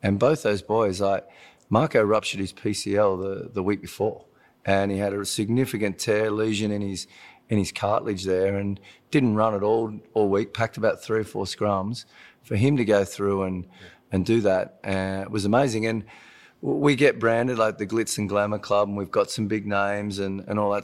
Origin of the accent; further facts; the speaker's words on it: Australia; moved away as an adult; now in Los Angeles, United States; So to go back to my home state, go to live in my home city